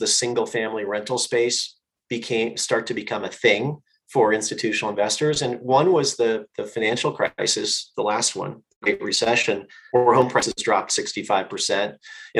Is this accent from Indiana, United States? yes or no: yes; Northwest Indiana, United States; I grew up in a small town in Northwest Indiana